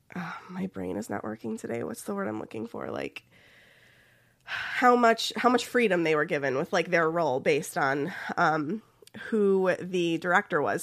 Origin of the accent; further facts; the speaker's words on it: Ohio, United States; accent: Midwestern; I am from Ohio